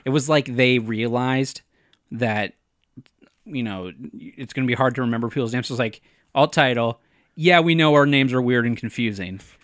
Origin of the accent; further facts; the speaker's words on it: North Dakota, United States; I say aunt 'cause I'm from North Dakota